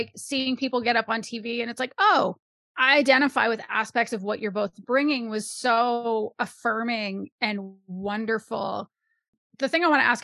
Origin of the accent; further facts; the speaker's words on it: Canada; as a Canadian person